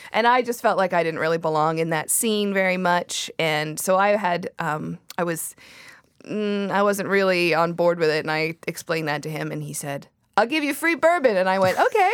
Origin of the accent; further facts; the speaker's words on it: Surrey, British Columbia, Canada; I grew up in Surrey